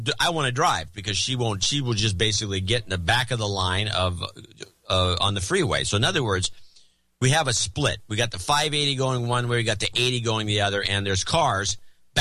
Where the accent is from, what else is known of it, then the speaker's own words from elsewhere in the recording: California, United States; I'm a Californian